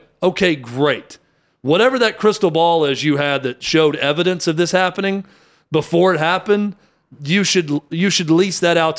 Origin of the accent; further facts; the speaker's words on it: Nashville, Tennessee, United States; I grew up in Nashville